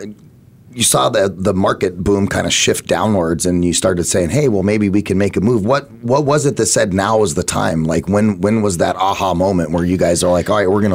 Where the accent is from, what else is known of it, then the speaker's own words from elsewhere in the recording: Phoenix, Arizona, United States; also born or lived in Laveen, Arizona; I grew up in Phoenix. My mom lives in Metro Phoenix at 35th Avenue in Glendale, and so I grew up there my whole life